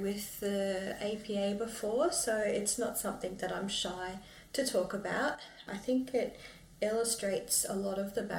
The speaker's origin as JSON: {"language": "English", "town": "Brisbane", "region": "Queensland", "country": "Australia", "tie": "born or raised there", "also_born_or_lived": "Logan, Queensland", "said": "I wasn't born on country. I was born and raised on Turrbal and Yuggera country and currently live in Yugambeh country. So that's in Logan, southeast Queensland."}